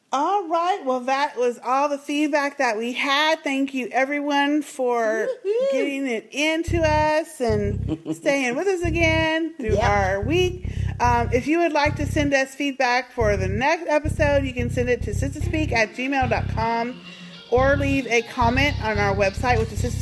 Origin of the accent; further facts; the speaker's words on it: Alexandria, Virginia, United States; I grew up in Alexandria, Virginia, and I was so excited to see that's where they are.